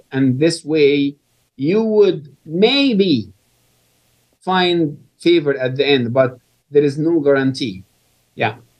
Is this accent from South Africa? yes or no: no; Egypt; moved away; I was born and raised in Egypt